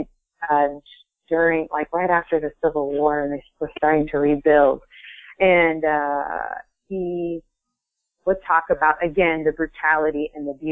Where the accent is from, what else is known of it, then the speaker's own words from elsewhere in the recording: Ohio, United States; moved away as an adult; now in Vermont, United States; I am originally from Ohio, and I moved to Vermont